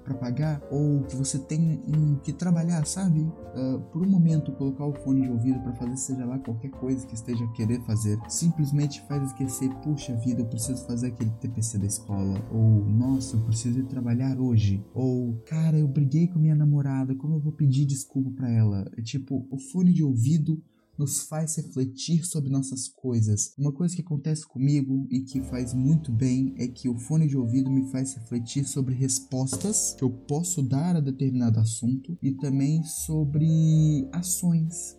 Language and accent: Portuguese; Brazil; eu sou brasileiro.